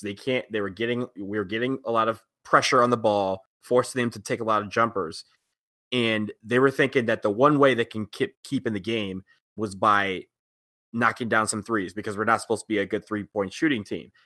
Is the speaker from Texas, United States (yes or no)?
no; Detroit, Michigan, United States; moved away; in my hometown